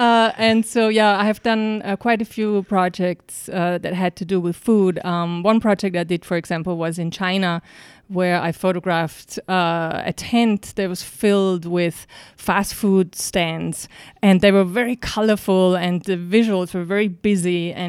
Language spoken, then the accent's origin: English; Salzburg, Austria; moved away as an adult; also born or lived in Vienna; now in New York, United States; I grew up in Salzburg.